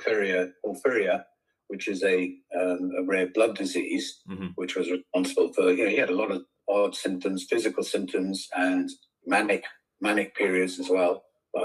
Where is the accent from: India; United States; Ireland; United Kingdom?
United Kingdom; I am British.